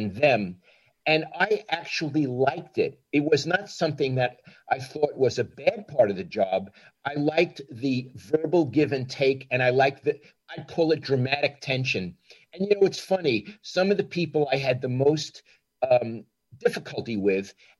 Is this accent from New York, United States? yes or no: yes; New York, United States; moved away as an adult; I'm from New York